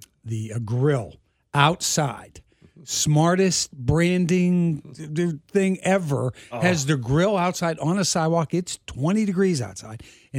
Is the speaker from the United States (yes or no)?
yes; Pittsburgh, Pennsylvania, United States; moved away as an adult; also born or lived in Philadelphia; now in Kansas City, United States; I'm from the East Coast originally. I was born and raised in Pittsburgh, and then I went to school in Philadelphia.